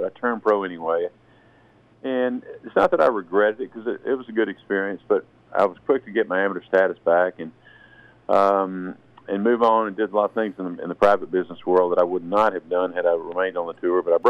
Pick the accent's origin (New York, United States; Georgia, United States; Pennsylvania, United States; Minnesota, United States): Georgia, United States; Brunswick; growing up in Brunswick